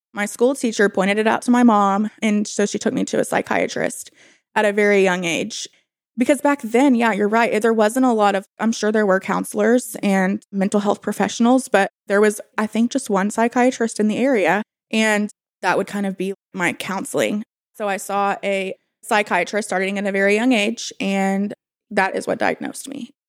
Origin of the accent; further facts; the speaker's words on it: Bentonville, Arkansas, United States; I was born and raised in Bentonville, and I live here